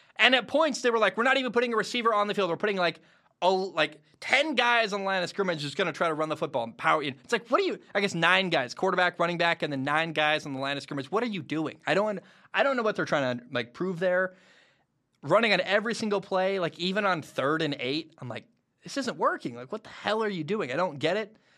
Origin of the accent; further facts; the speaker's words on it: Portland, Oregon, United States; Two Portland guys from my hometown